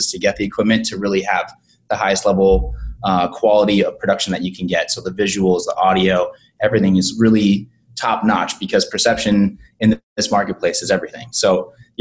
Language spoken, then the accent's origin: English; Boston, Massachusetts, United States; moved away as an adult; also born or lived in Los Angeles; now in Savannah, United States; I'm an East Coast guy. I'm from Boston